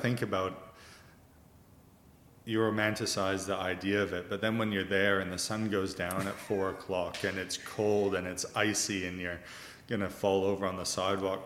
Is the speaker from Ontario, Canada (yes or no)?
no; Vancouver, British Columbia, Canada; moved away as an adult; now in Australia; I'm Canadian, originally Canadian, born in Vancouver, and I've been here for 16 years now.